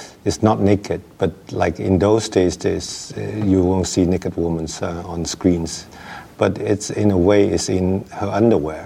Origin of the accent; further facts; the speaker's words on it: Hong Kong; also born or lived in Shanghai, China; You know, I was born in Shanghai. My family and I came to Hong Kong when I was five.